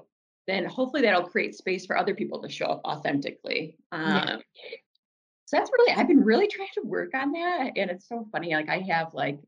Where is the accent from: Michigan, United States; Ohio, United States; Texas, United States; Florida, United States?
Michigan, United States; Detroit; now in West Michigan, United States; I grew up in Metro Detroit.